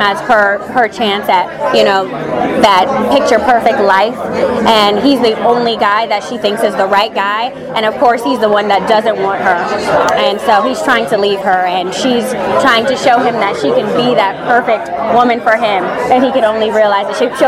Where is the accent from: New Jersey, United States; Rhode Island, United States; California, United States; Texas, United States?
California, United States; San Diego; I'm from San Diego.